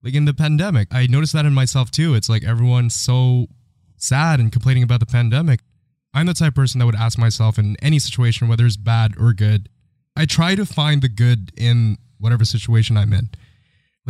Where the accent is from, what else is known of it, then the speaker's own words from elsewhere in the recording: Philippines; now in Canada; I grew up in the Philippines